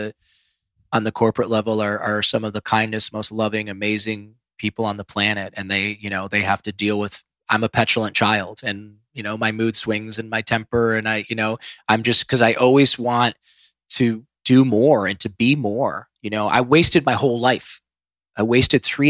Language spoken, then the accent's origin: English; Ohio, United States; born or raised there; moved away